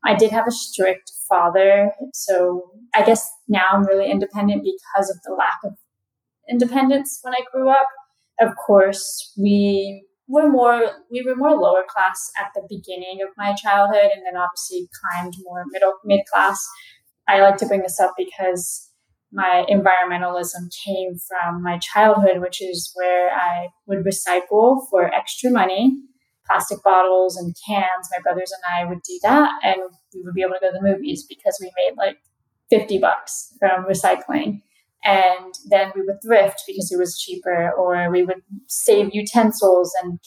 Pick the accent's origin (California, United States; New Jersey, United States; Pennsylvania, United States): California, United States; Southern; I am actually from Southern California